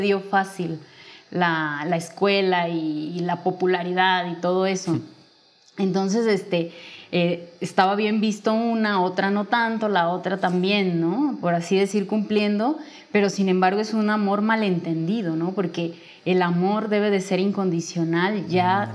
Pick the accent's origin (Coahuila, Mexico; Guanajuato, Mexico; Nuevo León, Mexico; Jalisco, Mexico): Jalisco, Mexico; Guadalajara; yo soy de, nací en Guadalajara, sigo aquí viviendo.